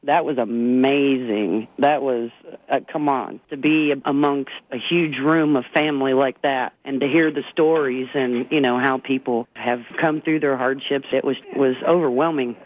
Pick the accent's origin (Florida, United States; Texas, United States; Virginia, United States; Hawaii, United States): Virginia, United States; Gate City; moved away; also born or lived in Kingsport, Tennessee; And I was born in Kingsport, Tennessee, because Gate City, Virginia ain't got no hospital.